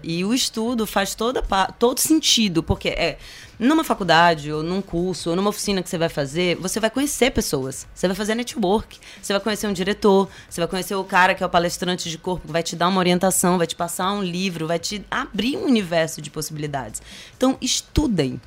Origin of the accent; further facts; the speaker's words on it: Maranhão, Brazil; also born or lived in Manaus, Amazonas; criança vim pra cá, eu tinha dois meses de vida